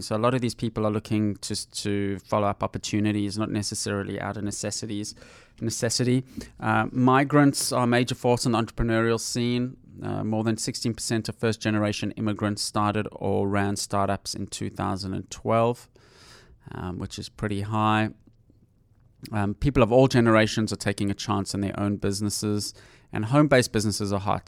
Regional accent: South Africa; I'm from South Africa

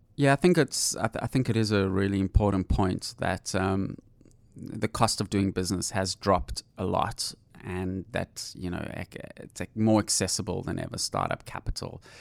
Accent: South Africa; I'm from South Africa

